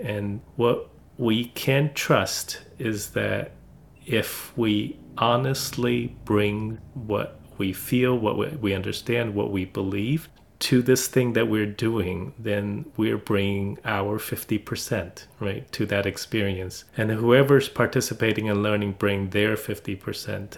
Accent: China; now in United States; China, my home country

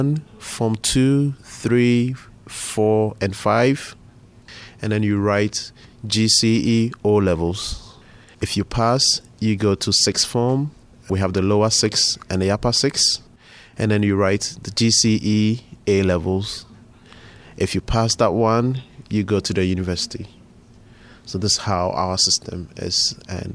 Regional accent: Tema, Greater Accra, Ghana; now in Pittsburgh, United States; I was born in Ghana in a city called Tema

